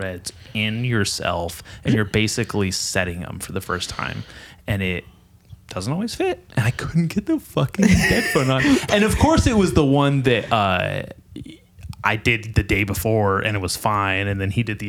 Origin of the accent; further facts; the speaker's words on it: Nipomo, California, United States; I grew up in Napomo. I'm a Napomo for life.